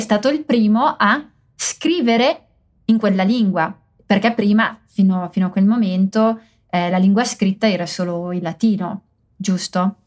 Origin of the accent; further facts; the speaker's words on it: Mantua, Lombardy, Italy; non parlo il mantovano, che è la città dove sono cresciuta